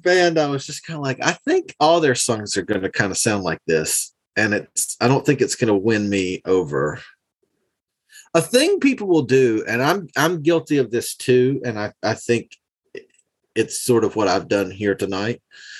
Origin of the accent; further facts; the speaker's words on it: the South, United States; because I'm from the South, I've always been kind of hesitant to do anything that sounded like country music and sing in like my accent.